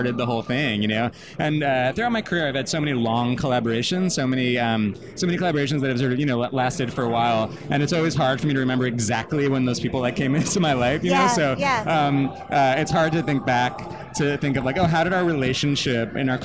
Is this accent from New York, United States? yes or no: yes; Long Island, New York, United States; I'm from Long Island originally